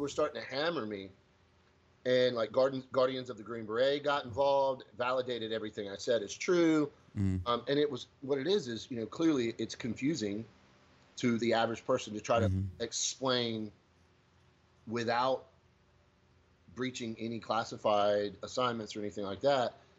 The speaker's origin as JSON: {"language": "English", "area": "Pamlico County", "region": "North Carolina", "country": "United States", "tie": "born or raised there", "said": "So I grew up in Pamlico County, one of the largest counties but lowest populations in this district."}